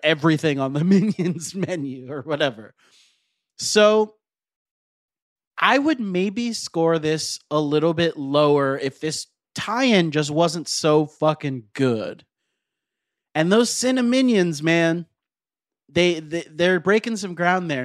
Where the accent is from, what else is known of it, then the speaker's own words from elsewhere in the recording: Florida, United States; now in Los Angeles, United States; I grew up in Florida